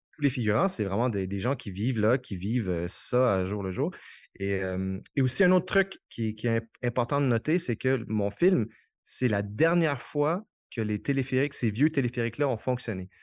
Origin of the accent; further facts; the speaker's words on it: Quebec, Canada; je suis québécois